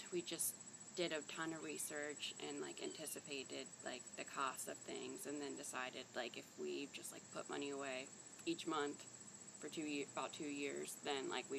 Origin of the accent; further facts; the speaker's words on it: Marietta, Ohio, United States; why we chose Marietta, because it was my hometown